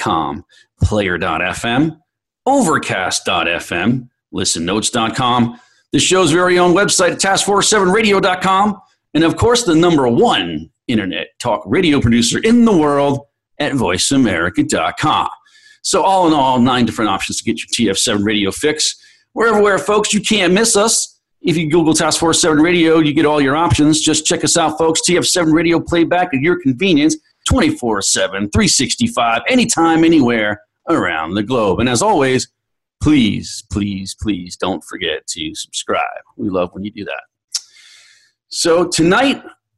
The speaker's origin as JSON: {"language": "English", "town": "New York City", "region": "New York", "country": "United States", "tie": "born or raised there", "said": "New York, the great city of New York, my hometown"}